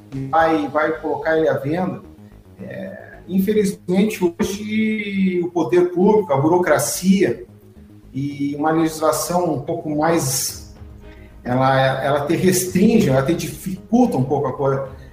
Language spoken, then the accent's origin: Portuguese; Santa Maria, Rio Grande do Sul, Brazil; nasci em Santa Maria, me criei em Santa Maria, estudei em Santa Maria